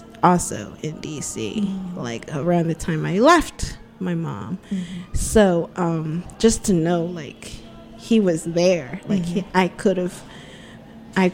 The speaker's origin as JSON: {"language": "English", "country": "United States", "also_born_or_lived": "Spain", "said": "I'm so American"}